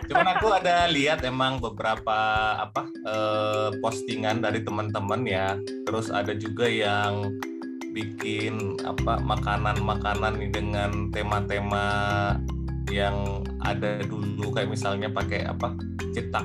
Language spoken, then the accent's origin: Indonesian; Dumai, Riau, Indonesia; born there; Kalau aku sih lahirnya di Dumai, jadi di rumah sakit Bukit Jin waktu itu.